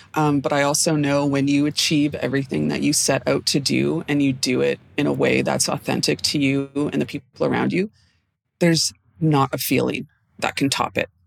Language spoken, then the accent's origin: English; Edmonton, Alberta, Canada; moved away as an adult; now in Vancouver, Canada; I am regularly based in Vancouver, BC, but I was raised in Edmonton, Alberta